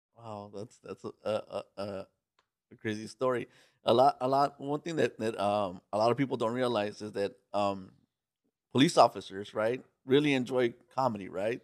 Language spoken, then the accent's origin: English; Los Angeles, California, United States; I'm from East L A myself.